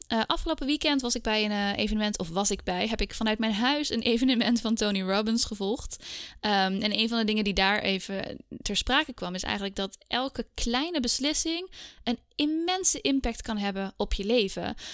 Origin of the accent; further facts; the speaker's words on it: Scheemda, Groningen, Netherlands; moved away as an adult; also born or lived in Heiligerlee / Indonesia; now in Amsterdam, Netherlands; Ik ben eigenlijk geboren en getogen in Scheemda. Dat is een dorpje in Oost-Groningen.